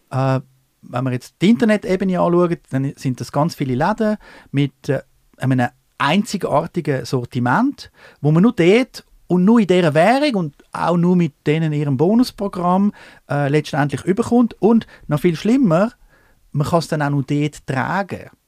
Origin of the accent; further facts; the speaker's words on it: Switzerland; wollte ich als Schweizer wirklich jetzt weiterhin in, dem Fa in dieser Faxliga spielen